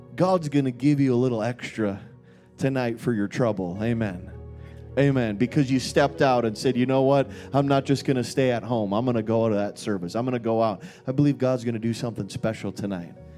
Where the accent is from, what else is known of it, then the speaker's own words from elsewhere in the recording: Minnesota, United States; moved away; also born or lived in Dallas, Texas; I grew up in Minnesota.